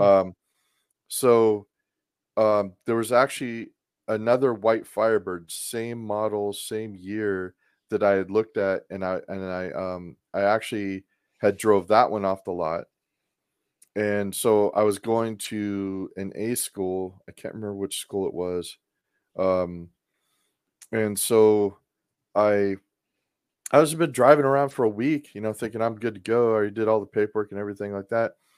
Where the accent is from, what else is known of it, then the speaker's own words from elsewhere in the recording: Portland, Oregon, United States; moved away; I grew up in Portland, Oregon